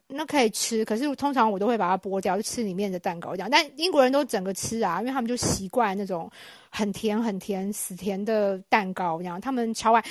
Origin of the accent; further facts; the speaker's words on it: Taiwan; moved away as an adult; now in United Kingdom; 像我们台湾人